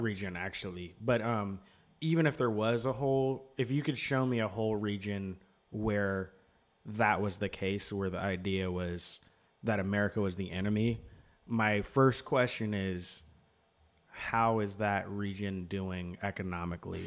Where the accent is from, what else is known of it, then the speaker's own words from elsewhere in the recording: United States; as an American